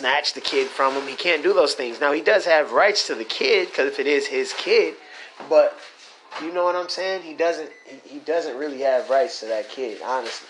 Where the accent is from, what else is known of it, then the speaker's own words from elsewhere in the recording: Michigan, United States; I'm from Michigan